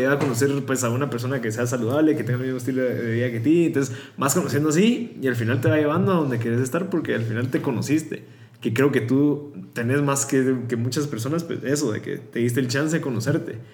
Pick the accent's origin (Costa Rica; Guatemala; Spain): Guatemala; somos guatemaltecos